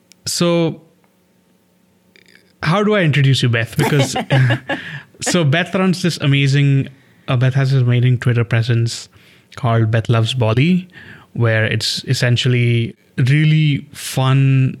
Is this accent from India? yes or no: yes; India; I grew up in India